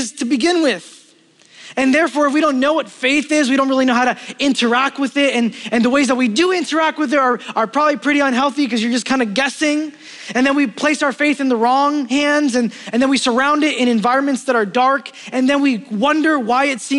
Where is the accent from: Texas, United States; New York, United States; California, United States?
New York, United States; New York City; I grew up in Brooklyn